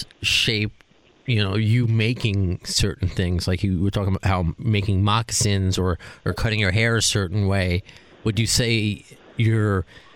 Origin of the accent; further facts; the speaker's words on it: New York, United States; being a New Yorker